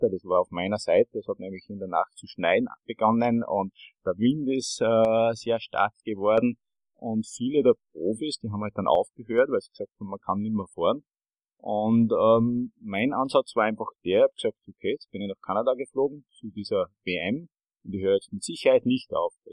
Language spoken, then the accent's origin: German; Bad Ischl, Upper Austria, Austria; ich komme aus Bad Ischl und im Zentrum des Salzkammerguts kann man ja sehr gut Mountainbiken